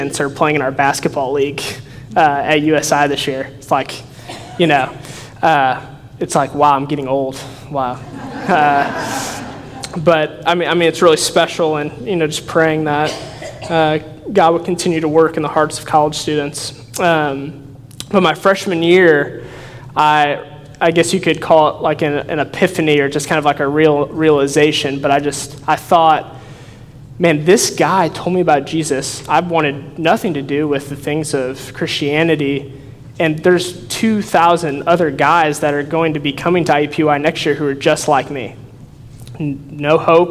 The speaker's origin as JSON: {"language": "English", "region": "Northwest Indiana", "country": "United States", "tie": "born or raised there", "moved": "as an adult", "lives_now": "Evansville, United States", "said": "I grew up in Northwest Indiana"}